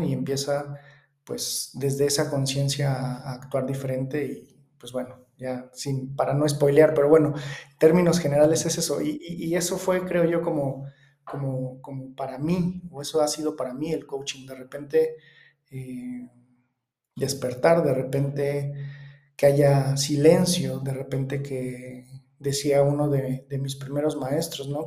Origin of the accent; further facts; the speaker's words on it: Mexico; vivo en México, soy mexicano.